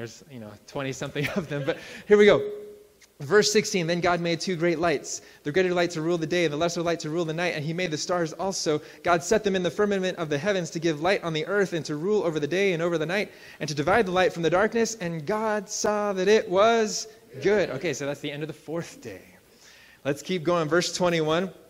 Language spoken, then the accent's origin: English; Central Valley of California, United States; now in Colorado, United States; I grew up in the Central Valley of California